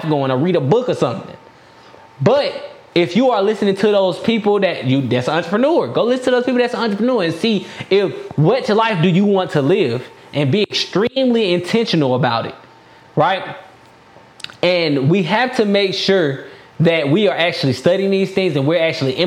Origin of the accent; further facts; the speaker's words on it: DeKalb County, Georgia, United States; now in Stockbridge, United States; I'm from DeKalb County